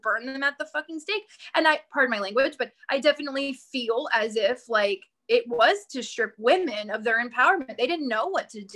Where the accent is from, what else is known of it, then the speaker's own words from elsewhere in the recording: Bible Belt, the South, United States; I am from the South. I am from the Bible Belt of America